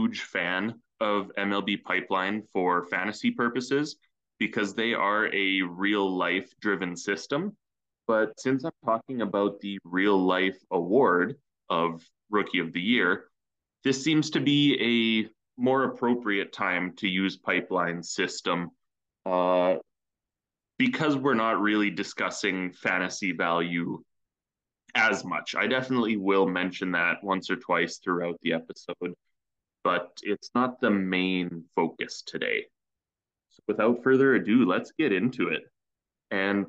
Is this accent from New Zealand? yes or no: no; Canada; As a Canadian